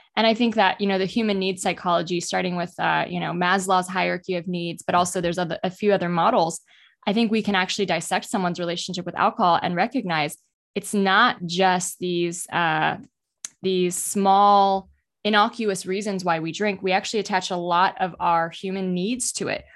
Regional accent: United States; I grew up in the United States

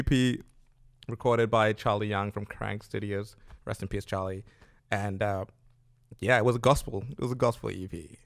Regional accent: Zimbabwe; now in Australia; I'm from Zimbabwe

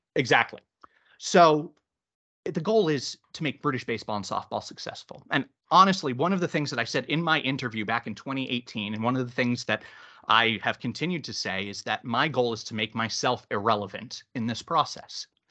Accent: Boston, Massachusetts, United States; moved away as an adult; now in United Kingdom; I grew up in Boston

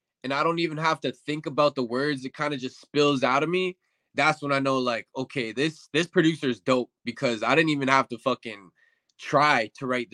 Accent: Winnipeg, Manitoba, Canada; born or raised there; also born or lived in Windsor, Ontario

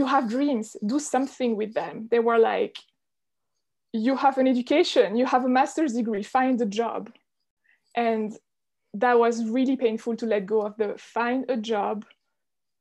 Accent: Switzerland; So I'm Swiss. I grew up in Switzerland in a very small village in the mountains

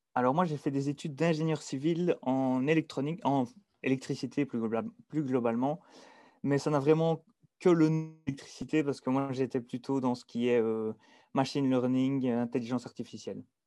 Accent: Dinant, Wallonia, Belgium; accent: Belgian; moved away as an adult; also born or lived in Liège / Norway; je suis belge. Donc, je viens plus précisément de Dinan

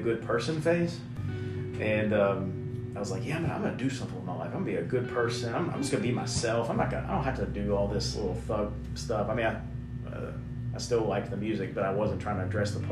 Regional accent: Lexington, Kentucky, United States; I grew up in a Christian home in Lexington, Kentucky

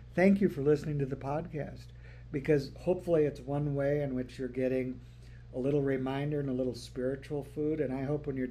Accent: North Dakota, United States; when I was growing up in North Dakota

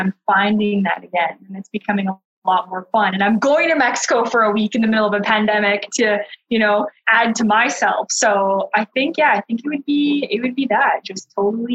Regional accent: Thunder Bay, Ontario, Canada; moved away as an adult; Born and raised in Thunder Bay, tiny

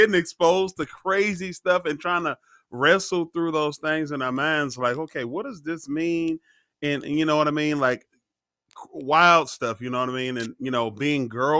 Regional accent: Oklahoma, United States; moved away as an adult; also born or lived in Germany; born and raised Oklahoma

